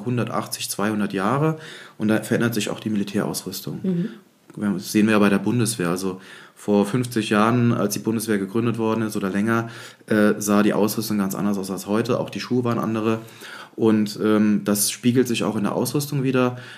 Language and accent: German; Neuwied, Rhineland-Palatinate, Germany; ich komme aus Neuwied